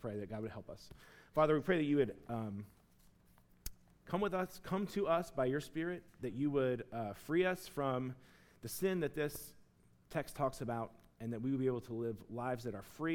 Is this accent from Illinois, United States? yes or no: no; Chattanooga, Tennessee, United States; moved away; I'm from Chattanooga, Tennessee